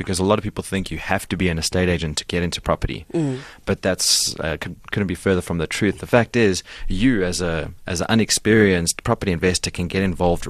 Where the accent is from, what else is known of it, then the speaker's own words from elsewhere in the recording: Pretoria, Gauteng, South Africa; So I was born in Pretoria. Both my parents are from Belgium, I was born here. Mm-hmm. I went to school there.